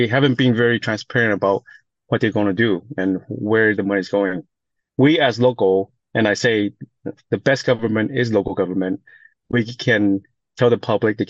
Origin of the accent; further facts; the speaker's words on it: Goleta, California, United States; English is a second language; also born or lived in Taiwan; I grew up in Gurita. So from 86 to 99, I graduated from Dos Pueblos.